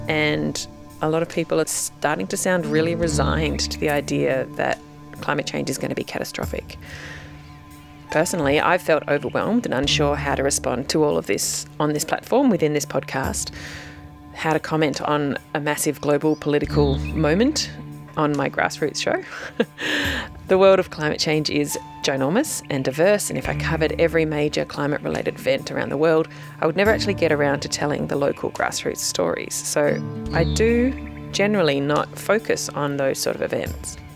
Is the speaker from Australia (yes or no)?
yes; Australia; as an Australian